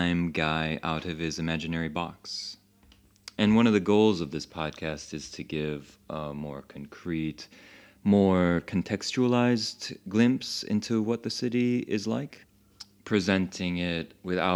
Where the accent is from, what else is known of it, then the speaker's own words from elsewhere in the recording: Chicago, Illinois, United States; now in Paris, France; originally I'm from Chicago